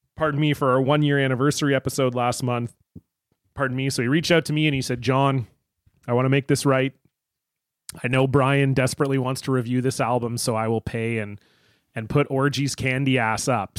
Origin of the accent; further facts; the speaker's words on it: Canada; I grew up in Canada